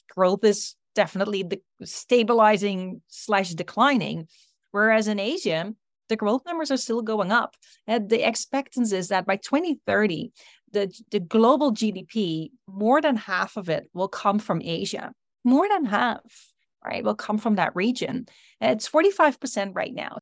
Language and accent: English; Netherlands; moved away; also born or lived in United States; I'm originally from Europe